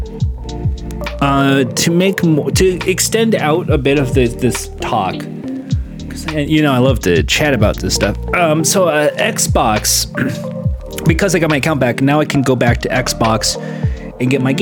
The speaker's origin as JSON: {"language": "English", "region": "California", "country": "United States", "tie": "born or raised there", "said": "I grew up in California my whole life."}